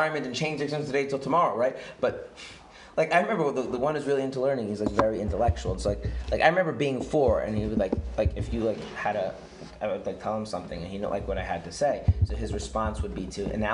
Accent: United States; now in Israel; I grew up in America

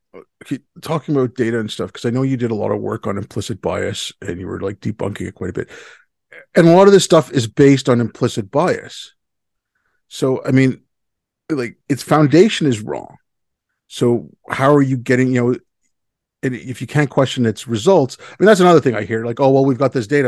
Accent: India; now in Canada; I come from India

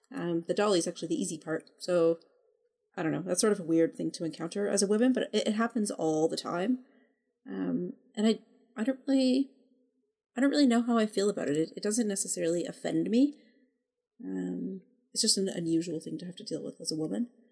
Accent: Canada; I'm Canadian.

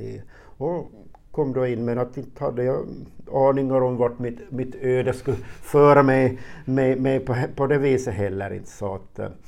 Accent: Närpes, Ostrobothnia, Finland; also born or lived in Karlskoga, Sweden; jag är född i Sverige, Karlskoga. 62, och familjen flyttade sen tillbaka hit till Finland 67 och till en by som heter Pörtom och gick sen i, i högstadie och gymnasium i, i, i Närpes.

